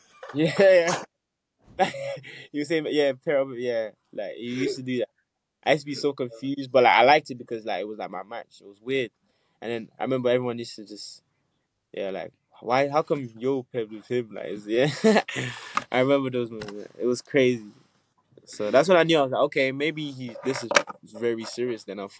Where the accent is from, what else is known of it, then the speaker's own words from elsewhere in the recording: Nigeria; also born or lived in United States; I was born in Nigeria, so I grew up there for a bit, and then I moved to America, then I moved back to Nigeria, then I moved here